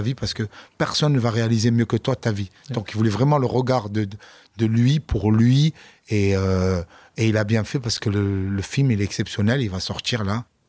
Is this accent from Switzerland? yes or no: no; Marseille, Provence-Alpes-Côte d'Azur, France; also born or lived in London; Chez moi à Marseille